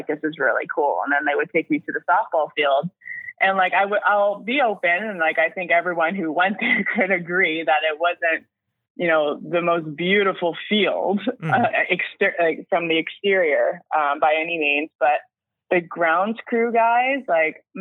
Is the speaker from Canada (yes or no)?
yes; Canada; also born or lived in Switzerland; as a Canadian